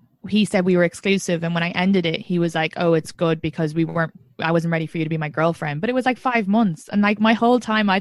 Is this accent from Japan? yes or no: no; Ireland; now in New York, United States; I'm from Ireland.